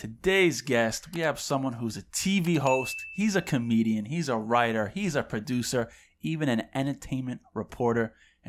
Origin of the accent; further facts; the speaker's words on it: Long Island, New York, United States; moved away as an adult; now in Westchester, United States; we're both born and raised in Long Island, and then I recently just, or not recently, about 3 years ago, I moved up to Lower Westchester, so I'm right outside the city.